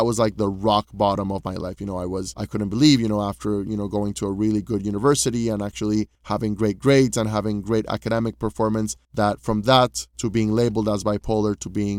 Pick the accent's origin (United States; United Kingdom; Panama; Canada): Panama; You know, I was coming from Panama, where in Panama, you know, I was like the soul of the party, and, you know, I had thousands of friends and I really enjoyed my social life.